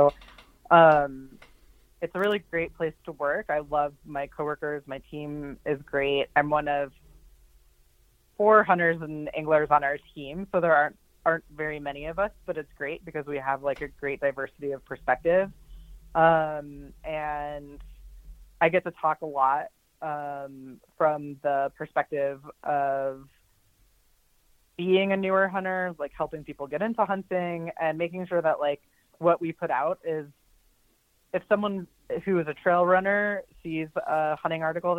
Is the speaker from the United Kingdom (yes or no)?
no; Ohio, United States; also born or lived in Colorado; now in Butte, United States; So I live in Butte, Montana, my family is actually from Butte, but I didn't grow up here. I'm from Ohio and Colorado, really.